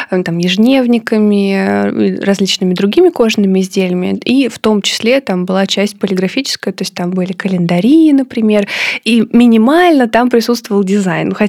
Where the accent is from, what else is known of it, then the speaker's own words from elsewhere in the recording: Korolyov, Moscow Oblast, Russia; я выросла в подмосковном Королеве